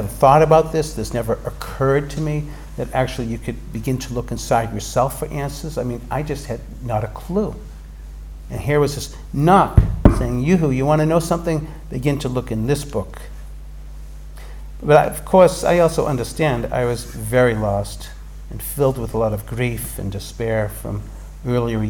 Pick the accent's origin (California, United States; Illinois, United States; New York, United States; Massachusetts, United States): Massachusetts, United States; Boston; My experience growing up in Boston